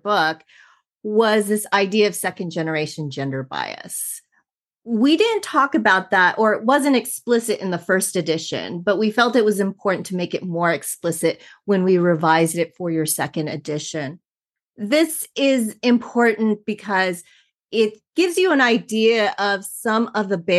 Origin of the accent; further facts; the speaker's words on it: Los Angeles, California, United States; born and raised in Southern California, right here in Los Angeles